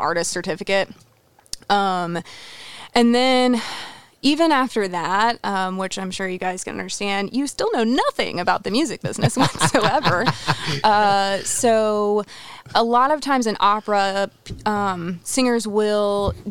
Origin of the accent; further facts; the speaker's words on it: Roanoke, Virginia, United States; I'm from Roanoke, Virginia